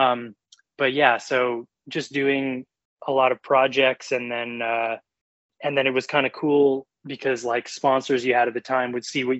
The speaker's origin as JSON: {"language": "English", "town": "Vancouver", "region": "British Columbia", "country": "Canada", "tie": "born or raised there", "moved": "as an adult", "lives_now": "New York, United States", "said": "originally or born and raised in Vancouver and then been in New York for 5 years."}